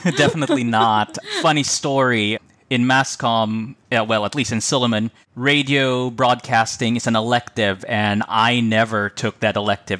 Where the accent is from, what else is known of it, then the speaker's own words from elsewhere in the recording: Philippines; moved away as an adult; also born or lived in Cebu; now in New Zealand; as a Filipino